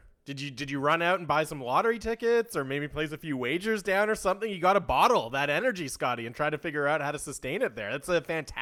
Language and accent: English; Vancouver, British Columbia, Canada; I grew up in Vancouver